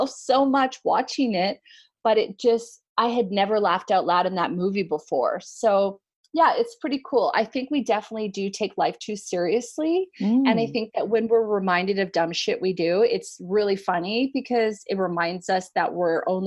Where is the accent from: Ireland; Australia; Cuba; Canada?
Canada; moved away; I'm Canadian